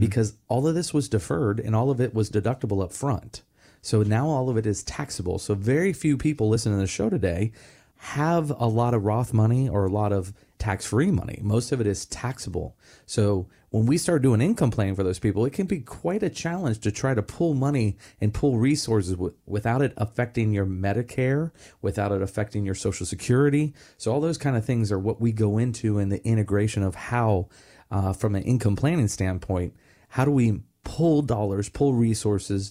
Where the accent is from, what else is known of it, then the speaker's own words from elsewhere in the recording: Melbourne, Florida, United States; growing up in Pineda Causeway here in Merritt Island, Melbourne